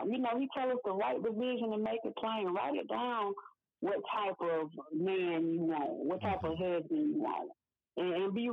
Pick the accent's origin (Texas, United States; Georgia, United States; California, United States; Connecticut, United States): Georgia, United States; Decatur; also born or lived in Elmira, New York; I was born in Elmira, New York, and I moved to Decatur, Georgia, mm-hmm. at a very young age. Um, I think I was like two years old when we moved here